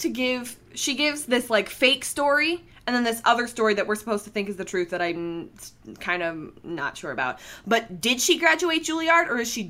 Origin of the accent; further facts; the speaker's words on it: Canada; I'm Canadian